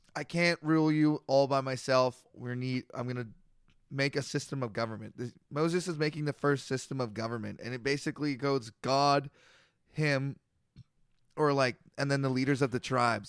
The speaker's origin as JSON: {"language": "English", "country": "Canada", "said": "I'm a Canadian."}